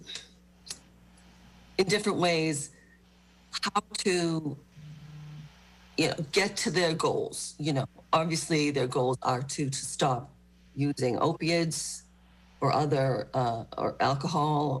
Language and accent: English; Marshfield, Massachusetts, United States; I grew up in Marshfield and graduated